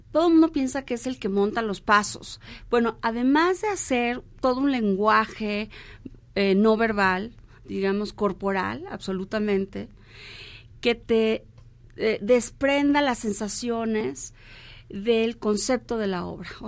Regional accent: Mexico; vamos a presentarla el primero de noviembre por por nuestra celebración como mexicanos del eh, Día de Muertos

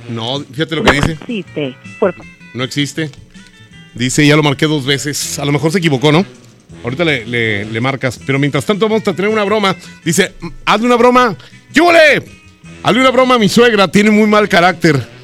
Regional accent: Mexico City, Mexico; now in Monterrey, Mexico; acabo de llegar yo aquí a Monterrey, yo soy de la Ciudad de México.

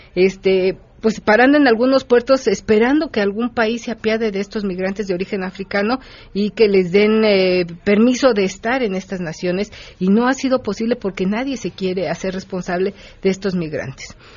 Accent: Mexico; nuestro país

